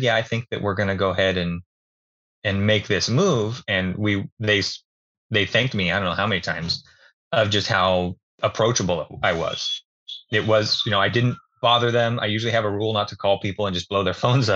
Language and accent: English; Falls City, Oregon, United States; I grew up out in Fall City, actually, a little small town outside of Dallas. We're about 20 minutes west of Salem.